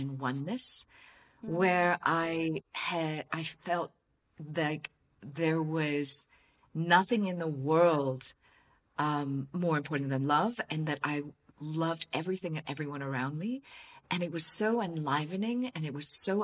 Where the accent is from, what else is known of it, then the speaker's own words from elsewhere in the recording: Hong Kong; I'm from Hong Kong